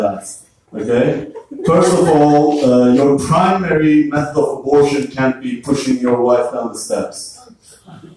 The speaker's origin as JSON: {"language": "English", "country": "Turkey", "moved": "yes", "said": "I'm from Turkey."}